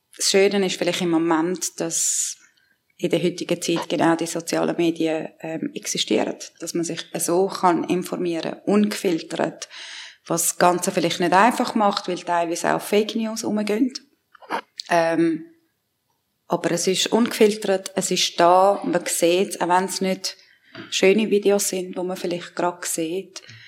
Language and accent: German; Switzerland; also born or lived in Iran; ich bin da aufgewachsen, ich habe beides in mir drinnen